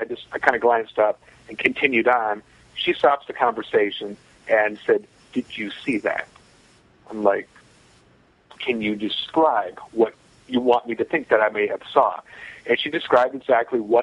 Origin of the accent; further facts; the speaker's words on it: Northern Michigan, United States; moved away; also born or lived in Nashville; growing up in Northern Michigan